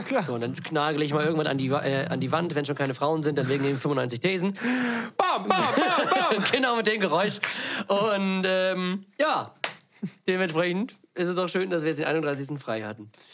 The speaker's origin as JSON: {"language": "German", "town": "Lübeck", "region": "Schleswig-Holstein", "country": "Germany", "said": "wir kommen aus Lübeck"}